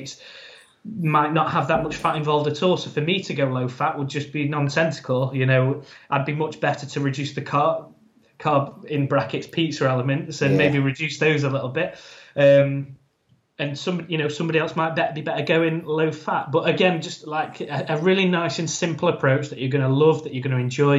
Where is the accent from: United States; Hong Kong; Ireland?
Ireland; I'm an Irish man, so there's a saying in my family